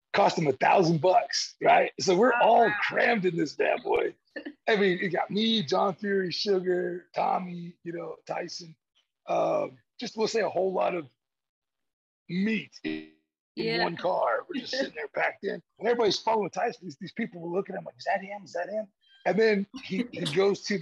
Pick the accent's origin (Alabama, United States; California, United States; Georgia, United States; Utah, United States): Georgia, United States; I'm from Georgia